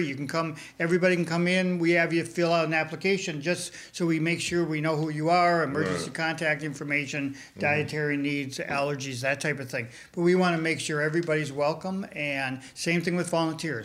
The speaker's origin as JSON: {"language": "English", "town": "Minneapolis", "region": "Minnesota", "country": "United States", "tie": "born or raised there", "also_born_or_lived": "Texas", "moved": "as an adult", "lives_now": "Michigan, United States", "said": "I grew up in Minneapolis"}